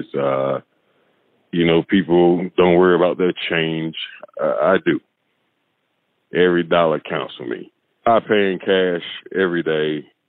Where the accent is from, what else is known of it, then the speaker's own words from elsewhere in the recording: Greenville, South Carolina, United States; I'm 45 years old. I'm from Greenville, South Carolina.